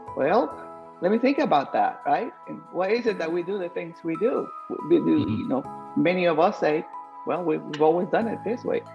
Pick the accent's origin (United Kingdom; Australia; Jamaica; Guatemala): Guatemala; moved away; my home country, Guatemala